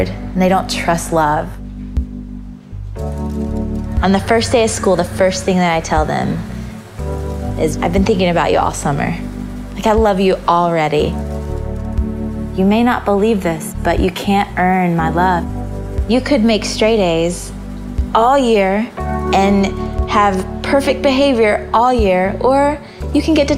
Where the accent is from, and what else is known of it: Georgia, United States; born or raised there